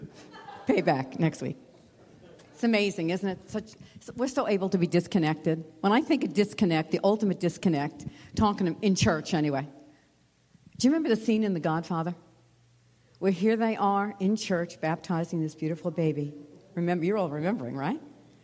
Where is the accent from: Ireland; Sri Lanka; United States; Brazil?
United States; Americans in this room this morning